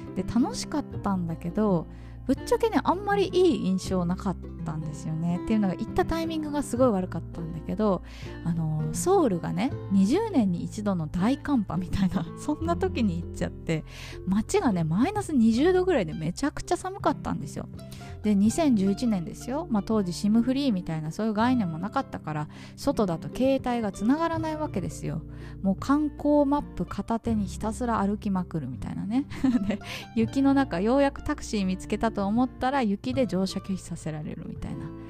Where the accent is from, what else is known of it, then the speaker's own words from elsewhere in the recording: Tokyo, Japan; moved away as an adult; now in Vietnam; 私は東京出身だったんで